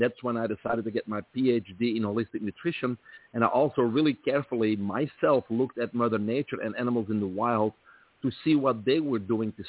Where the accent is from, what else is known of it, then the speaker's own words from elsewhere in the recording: Belgium; moved away as an adult; also born or lived in Brussels; now in United States; I grew up in Belgium, from there the accent